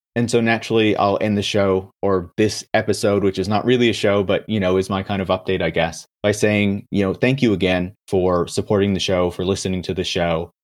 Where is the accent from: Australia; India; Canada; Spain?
Canada; I'm from Canada.